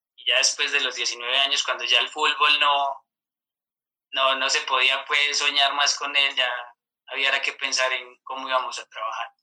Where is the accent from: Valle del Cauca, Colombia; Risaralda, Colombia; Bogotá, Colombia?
Risaralda, Colombia; Mistrató; also born or lived in San Antonio del Chamí; Yo soy de una veredita se llama El Terrero, aquí cerca pues del municipio